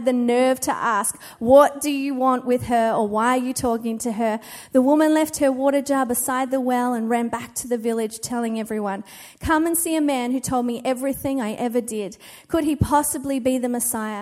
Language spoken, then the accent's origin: English; Australia; now in United States; being an Australian here in America has got me into trouble a few times